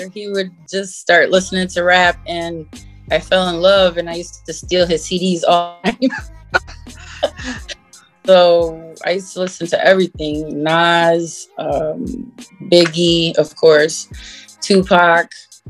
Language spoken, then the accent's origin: English; Chicago, Illinois, United States; now in Connecticut, United States; I was born in Chicago. And now we're living in CT. Good old country.